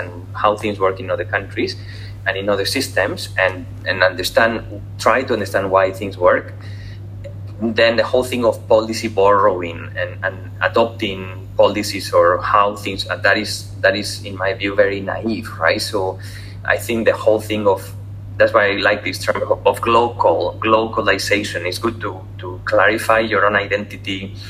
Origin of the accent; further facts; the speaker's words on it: Spain; also born or lived in Singapore; especially in Spain, obviously, because I'm from Spain